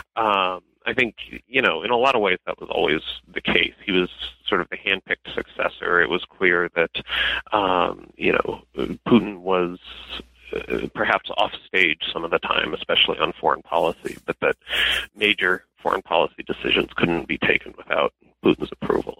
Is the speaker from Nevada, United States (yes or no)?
no; Denver, Colorado, United States; moved away as an adult; I am originally from Denver. Um, I lived there most of my childhood till I was 18